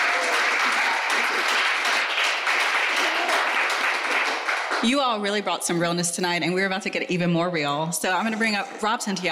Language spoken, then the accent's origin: English; Memphis, Tennessee, United States; now in New York, United States; I am from Memphis